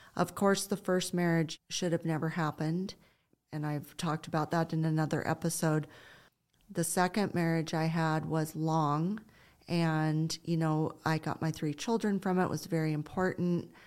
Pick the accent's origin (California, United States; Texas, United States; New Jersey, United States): California, United States; Ojai; my husband Simon and I were raised in Ojai